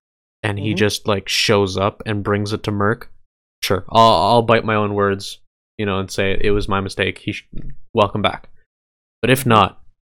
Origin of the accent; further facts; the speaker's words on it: Canada; we're Canadian.